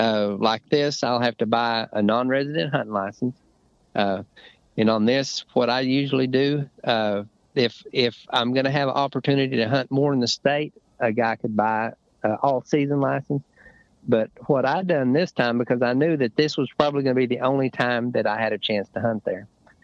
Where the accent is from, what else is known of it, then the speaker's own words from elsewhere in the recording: Arkansas, United States; another friend that I grew up hunting with in Arkansas.